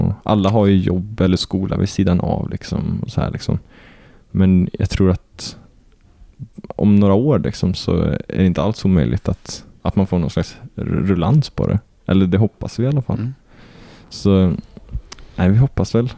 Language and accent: Swedish; Kil, Värmland, Sweden; jag är inte ens från Arvika, jag är ju från Kil